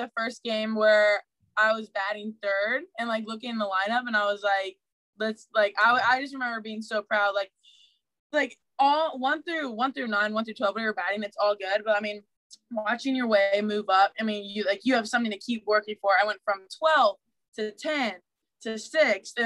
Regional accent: Ohio, United States; I'm from Ohio.

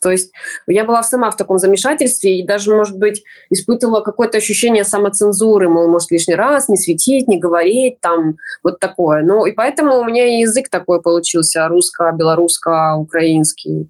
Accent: Belarus; now in Lviv, Ukraine; я белоруска, даже если говорю по-украински

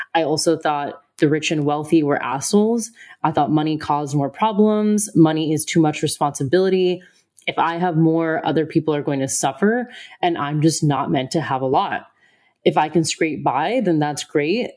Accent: United States; moved away; I'm from America.

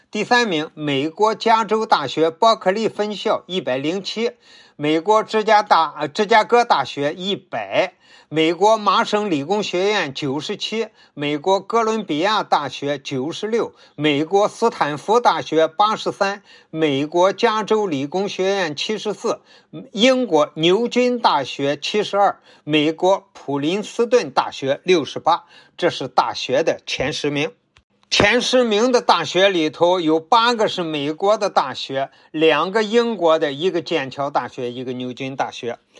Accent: China; 我们中国人

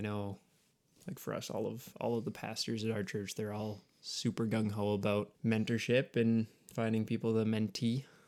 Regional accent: Canada; we're Canadian

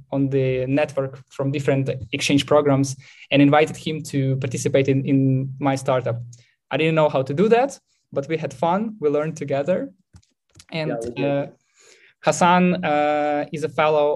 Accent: Ukraine; I'm from Ukraine.

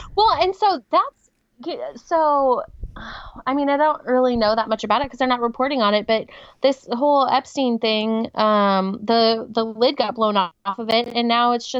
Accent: Washington, United States; I'm from Washington

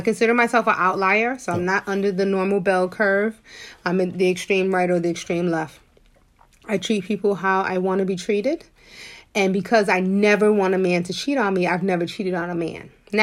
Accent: New York City, New York, United States; I'm from Harlem

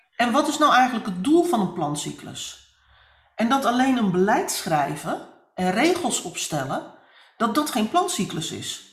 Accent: Netherlands; wij als Nederlanders, maar ook als Europeanen

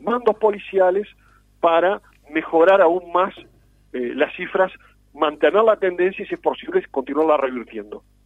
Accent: Uruguay

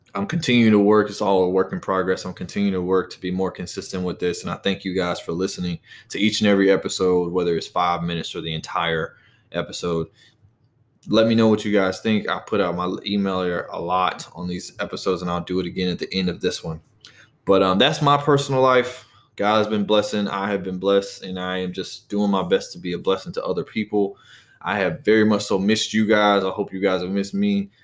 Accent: Charlotte, North Carolina, United States; I'm no longer in my hometown of Charlotte, North Carolina, but I'm actually just down the road

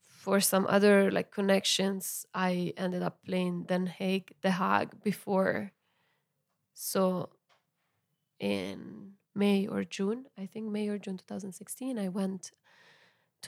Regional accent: Milan, Lombardy, Italy; first language Italian; English is a second language; moved away as an adult; also born or lived in Ghent, Belgium; now in Kathmandu, Nepal; I'm from Milan. I lived in Belgium, in Ghent, Belgium, for 5 years, on and off

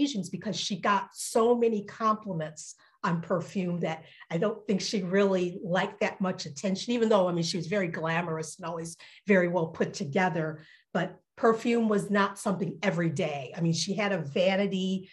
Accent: Detroit, Michigan, United States; also born or lived in Alabama / West Virginia; grew up primarily in Detroit

